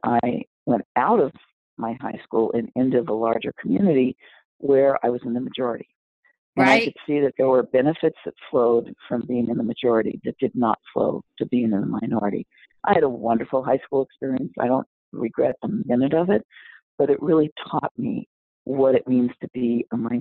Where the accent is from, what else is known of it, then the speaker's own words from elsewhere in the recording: Los Angeles, California, United States; I grew up in South Central LA.